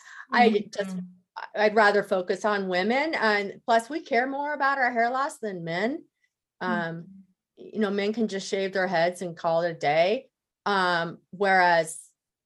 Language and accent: English; Denver, Colorado, United States; moved away as an adult; I moved back to my hometown of Denver